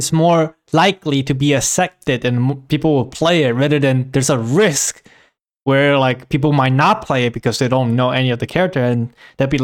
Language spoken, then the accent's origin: English; China; I grew up in China